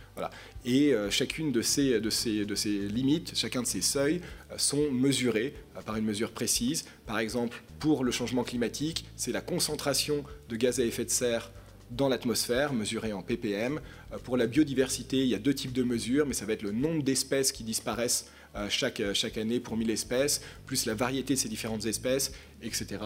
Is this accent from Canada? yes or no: no; Paris, Île-de-France, France; je suis parisien. je suis né à Paris en 1986